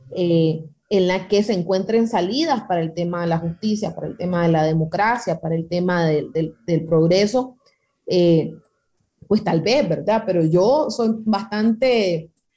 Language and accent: Spanish; Nicaragua; nosotros como nicaragüenses